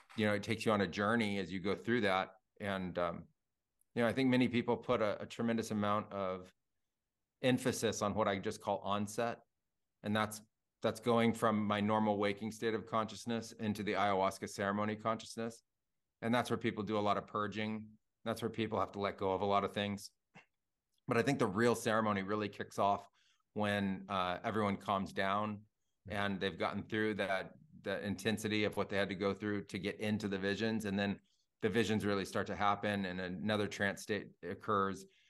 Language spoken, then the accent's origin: English; Silicon Valley, California, United States; I grew up in Silicon Valley in the nineties